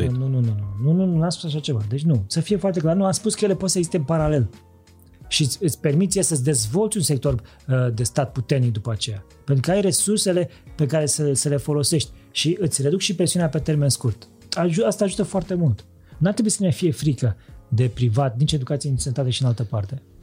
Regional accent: Transylvania, Romania; now in Bucharest, Romania; Eu din Ardeal

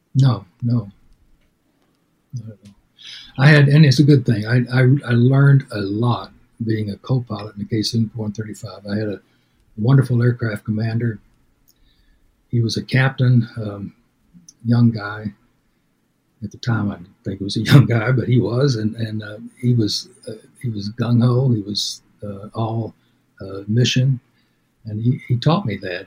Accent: Denison, Texas, United States; Denison, Texas, it's my hometown

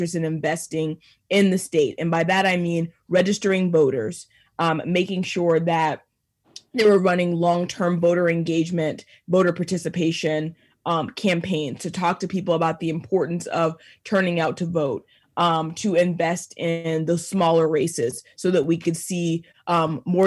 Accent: Cobb County, Georgia, United States; Cobb County that you mentioned, which is actually my hometown, it's my home turf from Cobb County

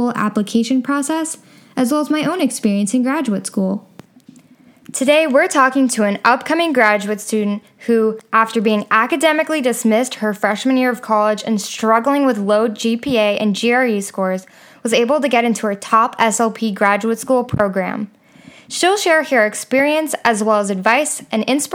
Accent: Chicago, Illinois, United States; we're both from Chicago.

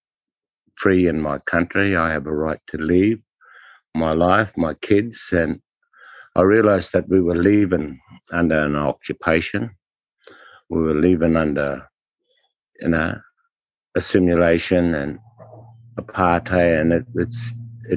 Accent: Alice Springs, Northern Territory, Australia; also born or lived in Darwin; I grew up in Alice in the late 50s, early 60s

